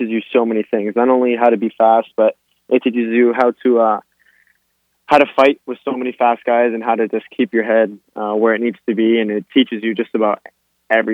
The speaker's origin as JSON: {"language": "English", "town": "Miami", "region": "Florida", "country": "United States", "tie": "born or raised there"}